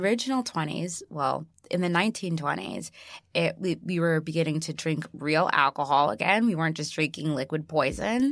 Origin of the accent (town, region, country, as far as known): Chicago, Illinois, United States; born or raised there